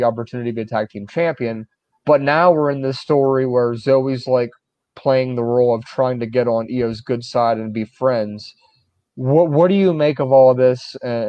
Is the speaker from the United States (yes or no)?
yes; Kansas, United States; but to say that, no, I'm from Kansas, that's like you're implying that it's a very rare thing